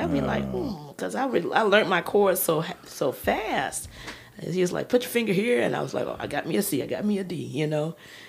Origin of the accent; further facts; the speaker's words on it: Chicago, Illinois, United States; I was born on the West Side. And when I moved to the far South Side, it was a pretty, you know, working class neighborhood.